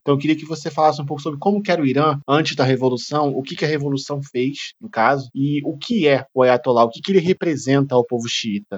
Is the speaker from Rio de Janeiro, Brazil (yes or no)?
yes; Rio de Janeiro, Brazil; como carioca